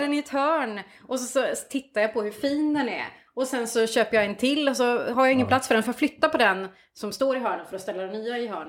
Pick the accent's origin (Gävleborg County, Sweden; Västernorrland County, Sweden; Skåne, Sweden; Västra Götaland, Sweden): Gävleborg County, Sweden; Hälsingland; now in Kungsbacka, Sweden; Jag är liksom uppvuxen i Hälsingland.